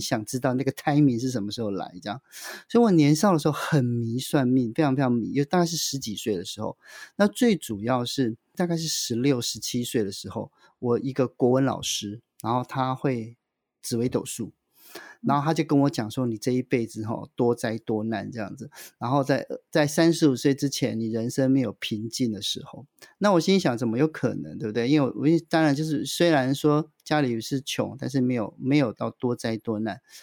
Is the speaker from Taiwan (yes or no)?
yes; central-southern Taiwan, Taiwan; 我是来自于中南部，中下阶级，中低收入的家庭